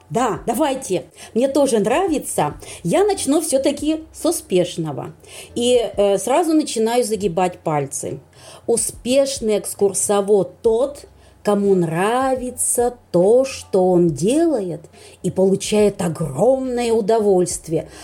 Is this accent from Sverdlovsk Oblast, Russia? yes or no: no; Vologda, Vologda Oblast, Russia; я из Вологды